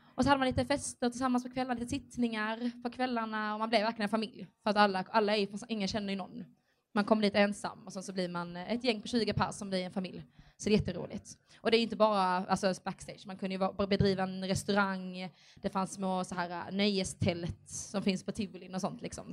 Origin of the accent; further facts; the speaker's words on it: Skåne, Sweden; Jag är ju härifrån Skåne